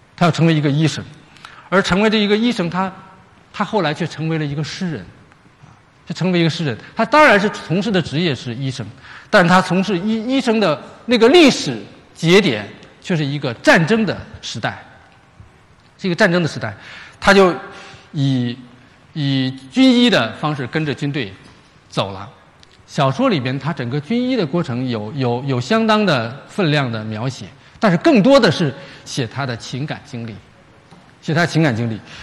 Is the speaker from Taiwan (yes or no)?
no; China; 我们中国人